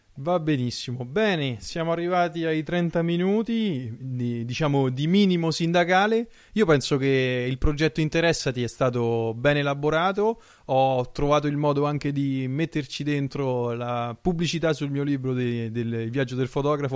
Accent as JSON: {"language": "Italian", "country": "Italy", "moved": "as an adult", "lives_now": "France", "said": "io sto in Francia in questo periodo, sono un italiano all'estero"}